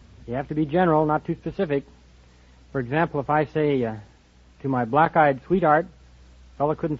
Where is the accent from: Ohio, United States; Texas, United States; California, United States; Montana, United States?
California, United States; Los Angeles; Los Angeles.